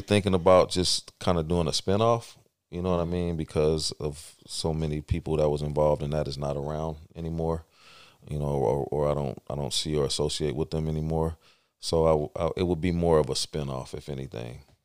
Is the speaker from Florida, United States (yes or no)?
no; East Palo Alto, California, United States; moved away as an adult; also born or lived in San Mateo; now in Stockton, United States; I grew up in, uh, East Palo Alto and San Mateo.